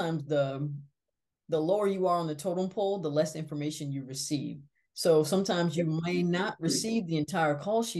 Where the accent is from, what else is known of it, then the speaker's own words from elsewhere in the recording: East Coast, United States; we're both from the East Coast